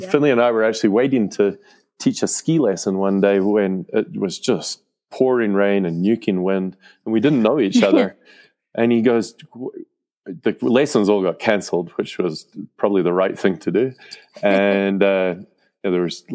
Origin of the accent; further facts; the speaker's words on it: Scotland, United Kingdom; now in Mammoth Lakes, United States; I grew up in Scotland on a sheep and cattle farm